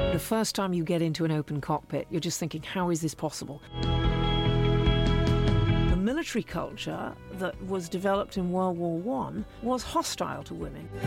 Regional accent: Canada; moved away; also born or lived in Cumbria, England; I was raised in Canada, actually.

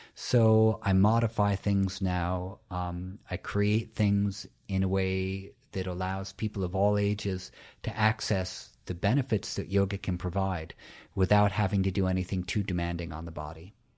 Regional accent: New York City, New York, United States; I'm from New York City

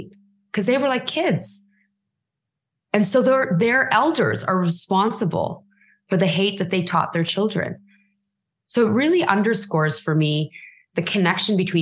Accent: Canada; as a brown girl, as a Canadian, like influenced by British culture

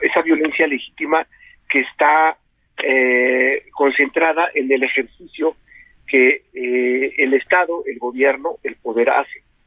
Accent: Mexico; como mexicanos

